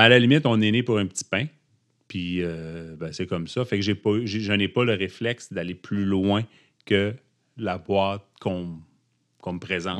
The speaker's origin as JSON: {"language": "French", "area": "Abitibi", "region": "Quebec", "country": "Canada", "tie": "born or raised there", "moved": "yes", "said": "je suis originaire de l'Abitibi"}